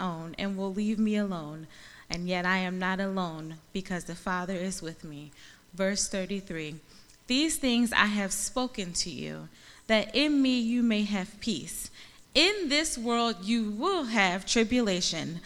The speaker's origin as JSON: {"language": "English", "town": "Philadelphia", "region": "Pennsylvania", "country": "United States", "tie": "born or raised there", "said": "I'm from Philly. And when you're in Philly, you just grow up loving sports"}